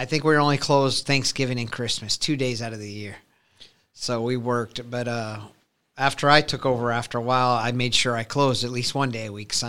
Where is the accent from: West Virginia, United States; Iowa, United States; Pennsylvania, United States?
Iowa, United States; Council Bluffs; now in Omaha, United States; So I grew up in Council Bluffs. And then as I got to be about 18, 19 years old, I came over to the Omaha store.